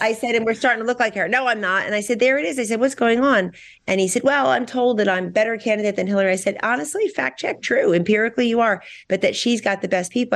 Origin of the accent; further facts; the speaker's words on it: Hamilton, New Jersey, United States; my hometown of Hamilton, New Jersey, Blueberry Capital of the World.